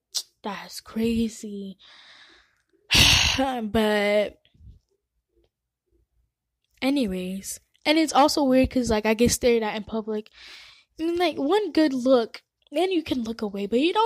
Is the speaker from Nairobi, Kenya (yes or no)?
yes; Nairobi, Kenya; I'm not even going to be surprised if I go back to my home country, Kenya, and people are speaking Chinese.